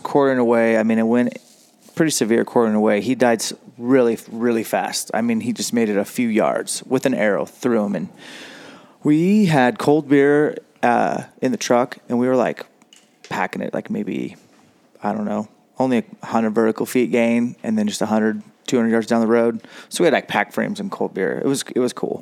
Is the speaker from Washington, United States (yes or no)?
yes; Washington, United States; our home state